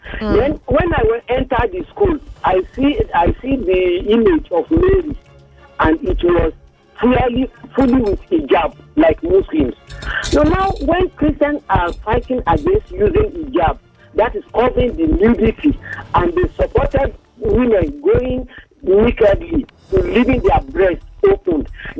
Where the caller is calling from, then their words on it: Abeokuta, Ogun State, Nigeria; also born or lived in Ilorin; I'm calling from Abeokuta here.